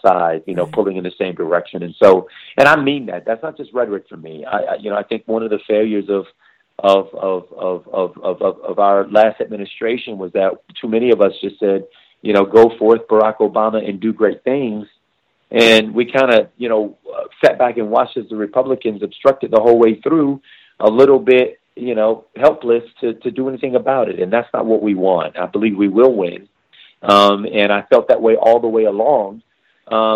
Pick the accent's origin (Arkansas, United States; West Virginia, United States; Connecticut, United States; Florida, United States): Florida, United States; Miami; growing up in Florida, coming from Miami